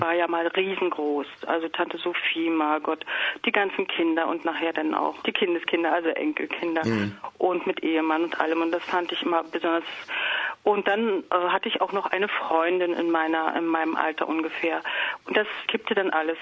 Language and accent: German; Potsdam, Brandenburg, Germany; moved away; ich komme komm ja aus Potsdam